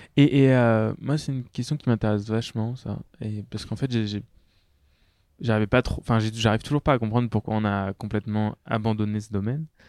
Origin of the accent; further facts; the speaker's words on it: France; je suis français